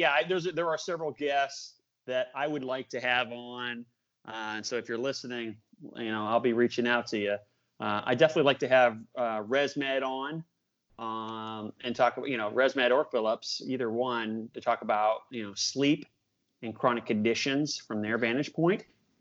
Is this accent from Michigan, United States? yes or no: no; Boston, Massachusetts, United States; born there; I'm a big Patriots fan. I was born in Boston.